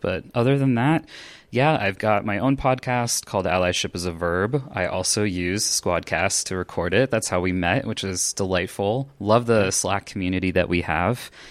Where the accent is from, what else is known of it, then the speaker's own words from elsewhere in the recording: Los Angeles, California, United States; now in Denver, United States; I grew up in Los Angeles, California, but these days I'm in Denver, Colorado, in the States.